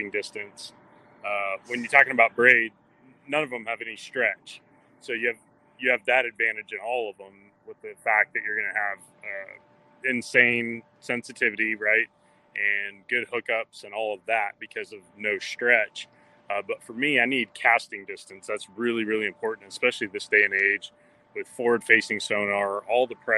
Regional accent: California, United States; I grew up in California, throwing a lot of spinning reels out there

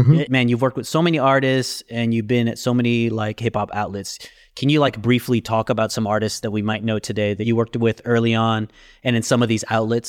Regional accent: California, United States; I even saw some … stuff, which really spoke to me because I'm from the Bay.

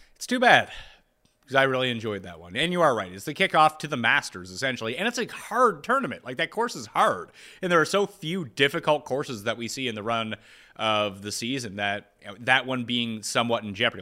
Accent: Canada; we are Canadian

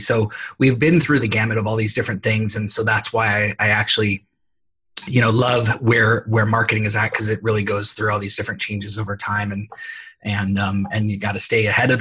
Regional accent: San Jose, California, United States; born and raised in San Jose, California, which is one of the rare people that actually is from here and lives here

